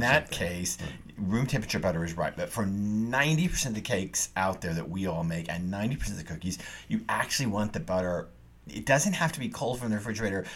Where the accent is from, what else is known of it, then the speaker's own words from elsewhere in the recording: the South, United States; I grew up in the South